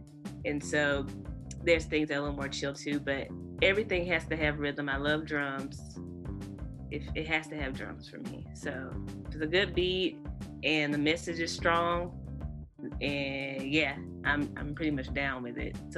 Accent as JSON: {"language": "English", "region": "North Carolina", "country": "United States", "tie": "born or raised there", "also_born_or_lived": "Kansas City", "said": "I know I said I grew up, I'm originally from Kansas City, but I was born and raised in North Carolina, but I moved from Kansas City to here."}